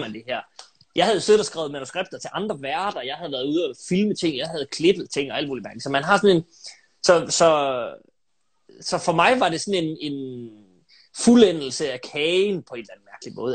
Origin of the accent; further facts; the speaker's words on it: Aalborg, North Denmark Region, Denmark; jeg er født og opvokset i Aalborg, øh, inde midt i byen